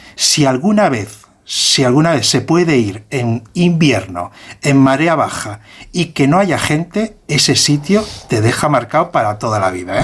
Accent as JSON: {"language": "Spanish", "region": "Cantabria", "country": "Spain", "said": "soy de Cantabria y me gusta mucho el mar"}